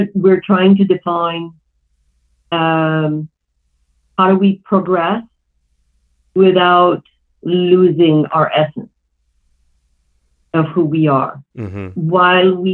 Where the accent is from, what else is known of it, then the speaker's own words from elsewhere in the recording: Iran; moved away; I grew up in Iran